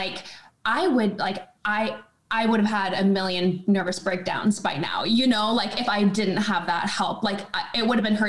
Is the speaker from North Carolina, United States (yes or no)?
no; small town outside of Sacramento, Northern California, United States; now in Austin, United States; Northern California, just a okay. small town outside of Sacramento